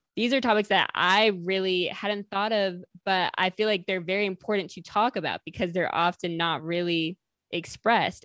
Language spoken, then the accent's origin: English; the North, United States; I grew up in the North